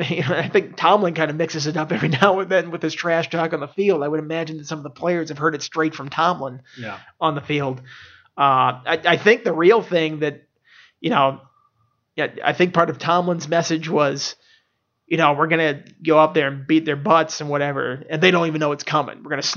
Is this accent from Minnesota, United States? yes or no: yes; Minnesota, United States; moved away; also born or lived in Madison, Wisconsin; I'm from Minnesota